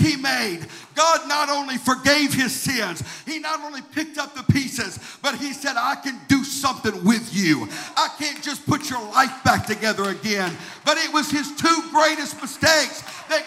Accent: Arkansas, United States; I grew up in Arkansas, and every year at camp meeting in Redfield, Arkansas

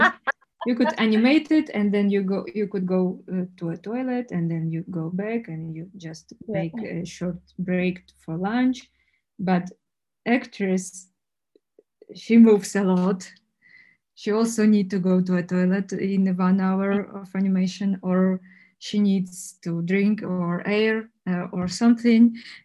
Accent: Czechia; English is a second language; And, you know, what, where are you from? Czech Republic, where is it?

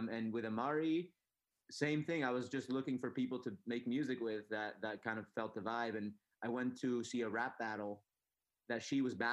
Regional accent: San Diego, California, United States; also born or lived in Tijuana; the idea was like growing up in San Diego and Tijuana

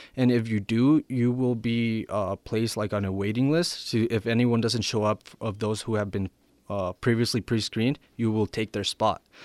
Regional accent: Ruidoso, New Mexico, United States; also born or lived in Sonora, Mexico; now in Albuquerque, United States; I was born in Sonora, Mexico, and I, I came to the United States when I, when I was eight. I moved to Ridoso, New Mexico, and I graduated high school there in twenty fifteen

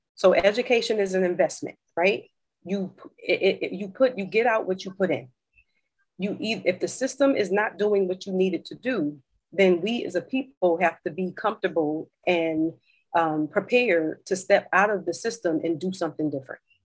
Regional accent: New Haven, Connecticut, United States; born or raised there; moved away; also born or lived in Maryland / Philadelphia

